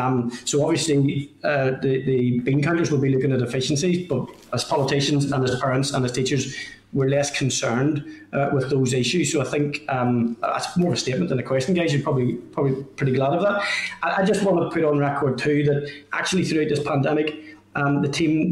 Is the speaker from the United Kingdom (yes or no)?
yes; Northern Ireland, United Kingdom; But I'm from Lagan Valley, and there are a number of schools in the Lisburn-Lagan Valley area.